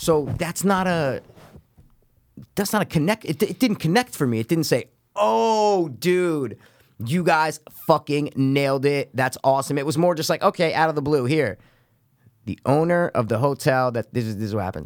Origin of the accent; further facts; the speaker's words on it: United States; we're American